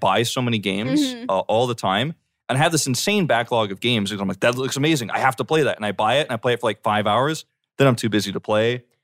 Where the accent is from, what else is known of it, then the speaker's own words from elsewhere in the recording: Georgia, United States; A lot of my Korean friends, actually, I grew up with in Georgia